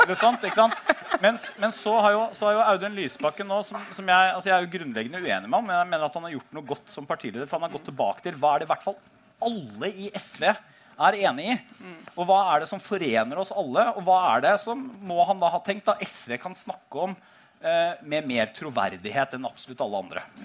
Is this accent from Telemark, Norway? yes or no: yes; Telemark, Norway; da stilte jeg til valg hjemme i Telemark for første gang